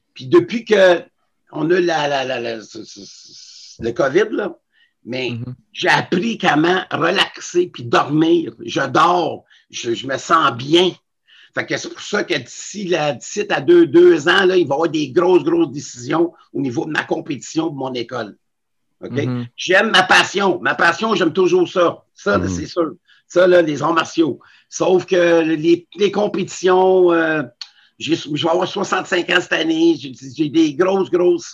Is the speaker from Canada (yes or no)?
yes; Montreal, Quebec, Canada; j'avais 13 ans, 12-13 ans, je restais sur la rue et Henri Julien